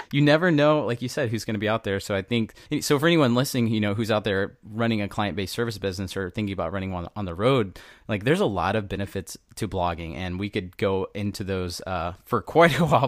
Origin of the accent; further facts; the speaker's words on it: Southeast Texas, United States; I'm from Southeast Texas